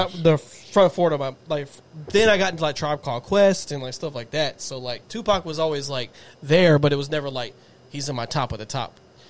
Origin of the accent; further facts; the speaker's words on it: Texas, United States; from Texas.